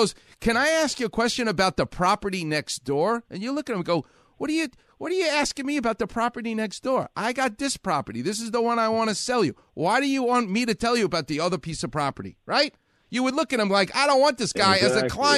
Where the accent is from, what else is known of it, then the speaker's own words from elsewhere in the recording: New York, United States; I'm from New York